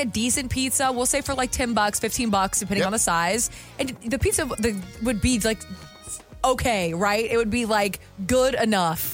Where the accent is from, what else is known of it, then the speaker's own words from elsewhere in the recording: the South, United States; I'm also from the South